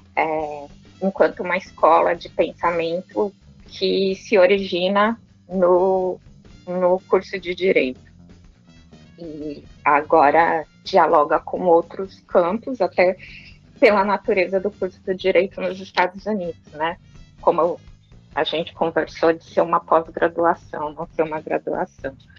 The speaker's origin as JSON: {"language": "Portuguese", "region": "São Paulo", "country": "Brazil", "tie": "born or raised there", "also_born_or_lived": "Franca", "moved": "as an adult", "said": "eu nasci em São Paulo, né? Nos num bairro que é um bairro tradicionalmente"}